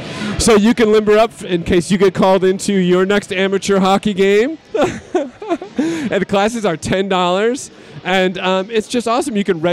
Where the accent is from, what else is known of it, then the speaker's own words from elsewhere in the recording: Grand Rapids, Michigan, United States; I am from Grand Rapids